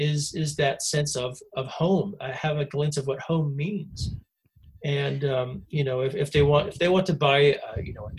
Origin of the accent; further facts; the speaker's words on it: United States; moved away as an adult; also born or lived in Scotland / Canada; I grew up in the States